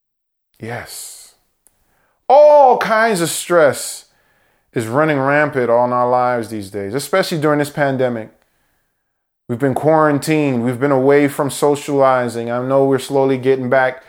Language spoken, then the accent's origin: English; United States; born in America, first American born in our family